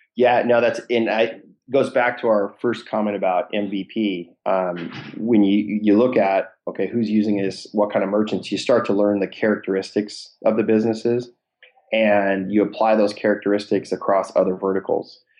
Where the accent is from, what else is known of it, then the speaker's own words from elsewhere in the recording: Seattle, Washington, United States; born and raised in Seattle area